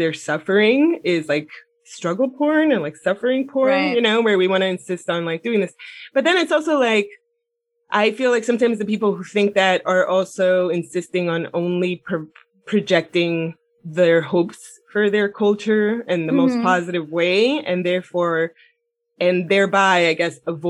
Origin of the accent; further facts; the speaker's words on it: Miami, Florida, United States; moved away; I grew up in Miami with like Latinos